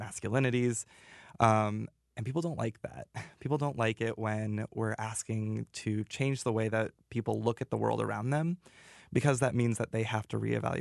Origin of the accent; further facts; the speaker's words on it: Montana, United States; now in Iowa, United States; I grew up in Montana, so big cowboy